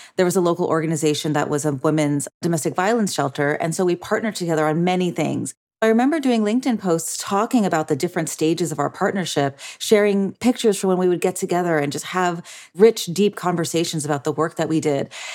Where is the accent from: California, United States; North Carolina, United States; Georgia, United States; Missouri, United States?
California, United States; Orange County; here in my hometown of Orange County